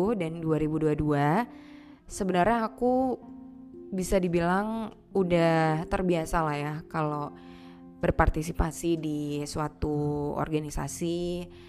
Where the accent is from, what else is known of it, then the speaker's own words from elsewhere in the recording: Aceh, Indonesia; aku lahir, besar, dan tinggal di Aceh